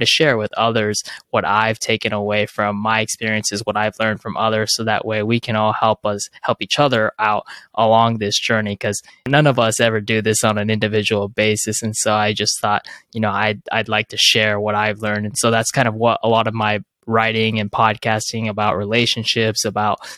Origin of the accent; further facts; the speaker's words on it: Southern California, United States; I'm originally from Southern California